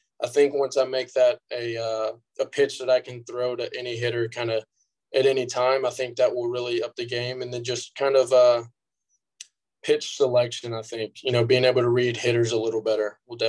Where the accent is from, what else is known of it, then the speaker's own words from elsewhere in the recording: Houston, Texas, United States; But my hometown team, obviously, for life, has always been the Astros.